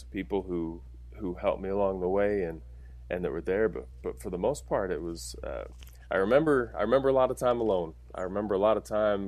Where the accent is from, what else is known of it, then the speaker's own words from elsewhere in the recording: Orem, Utah, United States; I'm from Orin, Utah